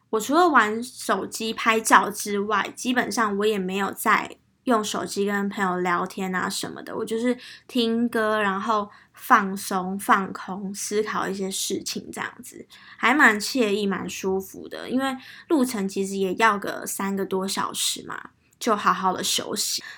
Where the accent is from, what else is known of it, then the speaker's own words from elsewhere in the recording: Taiwan; 他就知道我是台湾人